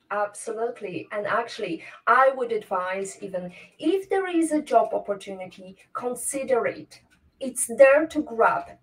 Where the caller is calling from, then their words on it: Toruń, Kuyavian-Pomeranian Voivodeship, Poland; English is a second language; I'm joining from Torun today. It's a bit rainy